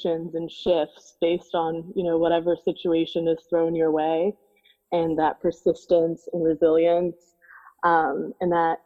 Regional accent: Naples, Florida, United States; I grew up in Naples, Florida, which back at the time was a pretty small town

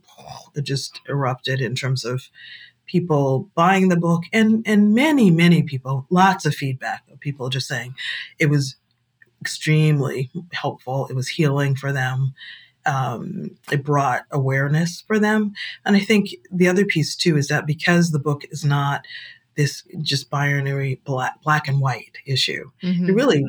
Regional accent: Boston, Massachusetts, United States; moved away as an adult; also born or lived in South Africa; I grew up in Boston. I was bused to school

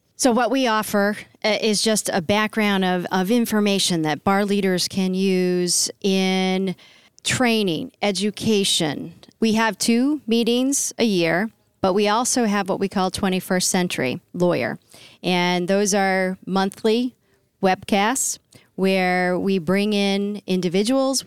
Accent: New Hampshire, United States; I'm from New Hampshire. I am a New Hampshirite

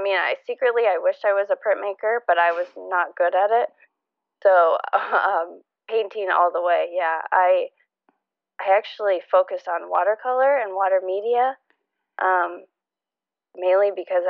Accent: Indiana, United States; also born or lived in Michigan / Ohio / Texas; I was born in Michigan. We moved a few states around Indiana, Ohio, lived in Texas for a little bit. And then ultimately we moved back up to Indiana

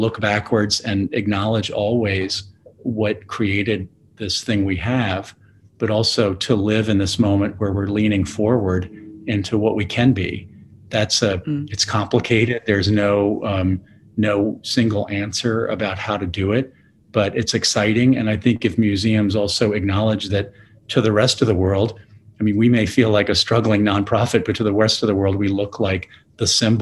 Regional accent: Louisville, Kentucky, United States; Louisville's my hometown

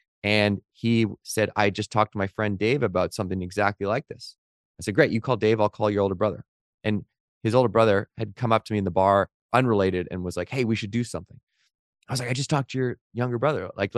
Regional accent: Victoria, British Columbia, Canada; I knew of them because Victoria, where I grew up by Vancouver in Canada, is a small town.

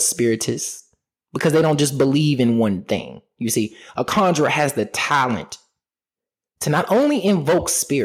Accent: Richmond, Virginia, United States; my hometown in Richmond, Virginia.

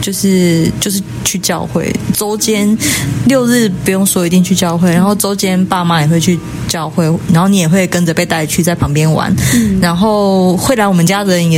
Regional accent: Taipei, Taiwan; also born or lived in Tainan; 呃，我现在在台南神学院念书，然后我是在台北长大的小孩。

